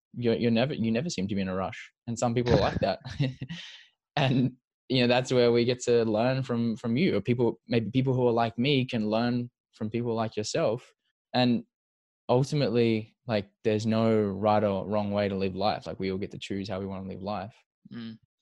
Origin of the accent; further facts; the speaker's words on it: Perth, Western Australia, Australia; we grew up in Perth together